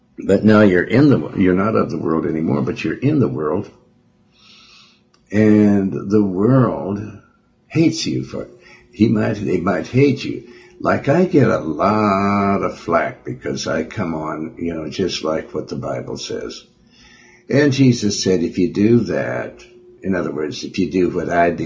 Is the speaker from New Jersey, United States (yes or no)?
no; Montana, United States; also born or lived in Joplin, Missouri / Cleveland / Houston; now in California, United States; I was raised around Montana, in Montana. Lived in Windham, Lewistown, Helena, Billings, Montana